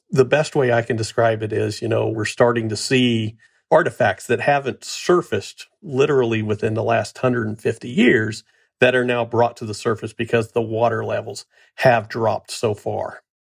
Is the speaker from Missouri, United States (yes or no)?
yes; Missouri, United States; my home state of Missouri